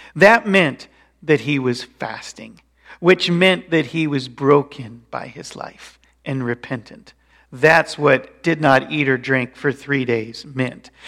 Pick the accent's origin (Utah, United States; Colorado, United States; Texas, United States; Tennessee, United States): Colorado, United States; moved away; I grew up in Colorado